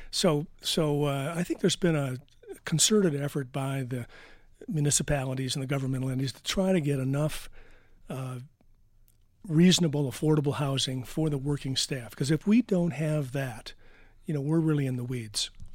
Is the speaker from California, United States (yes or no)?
no; Detroit, Michigan, United States; moved away as an adult; now in Vail, United States; I'm from Detroit